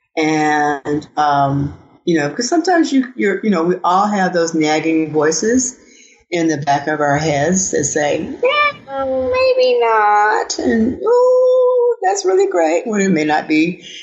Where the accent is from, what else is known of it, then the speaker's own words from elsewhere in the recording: the Delta, Arkansas, United States; I grew up in Arkansas. I'm I'm I'm I'm a Southerner